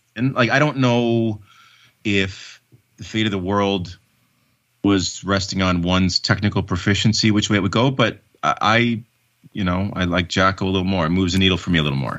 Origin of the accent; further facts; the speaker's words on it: Canada; my citizenship as a Canadian